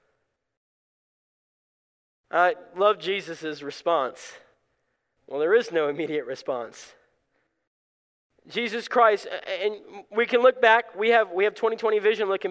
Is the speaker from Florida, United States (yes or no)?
yes; South Florida, United States; moved away; I grew up in South Florida